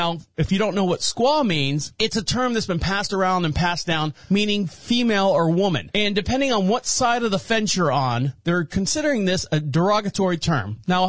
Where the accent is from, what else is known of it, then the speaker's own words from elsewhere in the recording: Orlando, Florida, United States; Now, for those of you who don't know, I'm born and raised in Orlando, Florida.